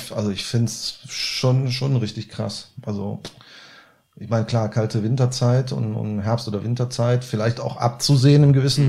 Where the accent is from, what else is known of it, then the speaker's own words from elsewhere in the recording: Cologne, North Rhine-Westphalia, Germany; als Kölner